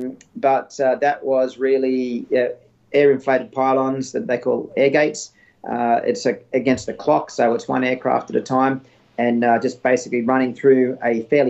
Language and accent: English; Australia; moved away as an adult; also born or lived in United States; a bit over a year and a half before I went back home to Australia